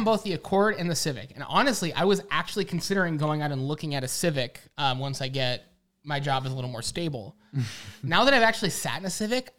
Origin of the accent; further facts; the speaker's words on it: United States; I'm an American